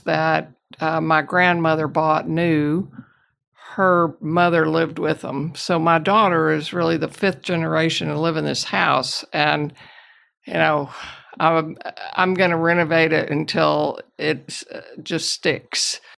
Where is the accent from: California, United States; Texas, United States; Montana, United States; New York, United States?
Texas, United States; Houston; I'm a native Houstonian. I grew up in River Oaks and Montrose area.